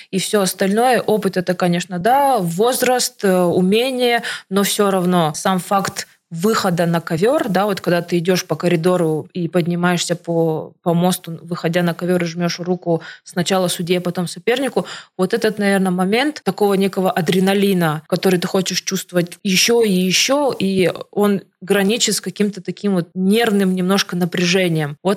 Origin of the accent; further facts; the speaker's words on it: Siberia, Russia; now in Moscow, Russia; потому что я из Сибири, из маленького городка переехала в Москву и, грубо говоря, своими руками и ногами делать свою жизнь.